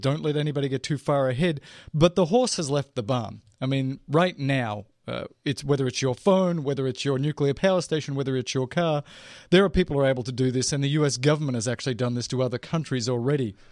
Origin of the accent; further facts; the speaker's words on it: Australia; I'm Australian